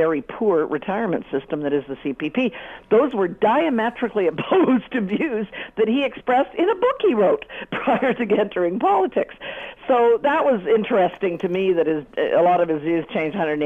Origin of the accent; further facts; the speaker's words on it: Canada; as a Canadian